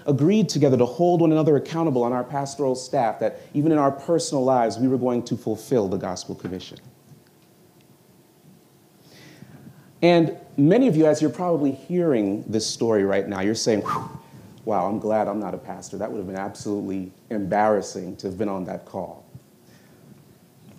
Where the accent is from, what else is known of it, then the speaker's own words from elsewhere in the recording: Florida, United States; moved away; also born or lived in New York / Jamaica (ancestry); I grew up in Florida.